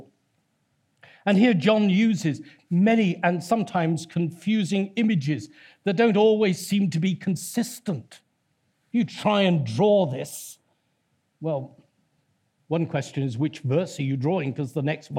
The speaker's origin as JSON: {"language": "English", "town": "Torquay", "region": "South West England", "country": "United Kingdom", "tie": "born or raised there", "said": "My hometown is Torquay, that's built on seven hills as well."}